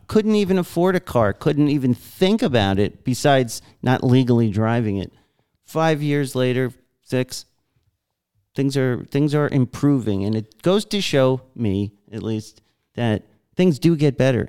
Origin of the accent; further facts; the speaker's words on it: New York, United States; I was the last schmuck growing up in New York who s, was still working there